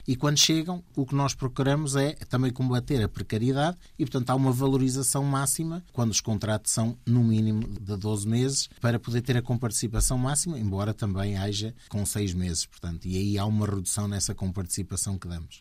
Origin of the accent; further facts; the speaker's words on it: Portugal; also born or lived in New York, United States; nasci lá, em, em New York, e, e vim, portanto, com 9 anos para Portugal de onde eh, fiquei cá